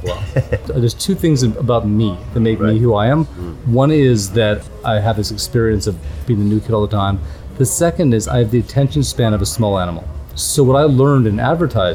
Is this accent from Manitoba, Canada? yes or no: yes; Winnipeg, Manitoba, Canada; moved away; I was born in Canada. I was born in a place called Winnipeg.